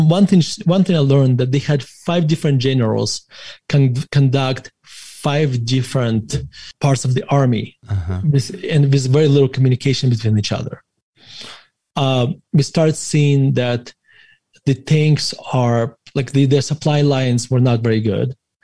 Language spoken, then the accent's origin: English; Russia; moved away as an adult; when I was growing up in Russia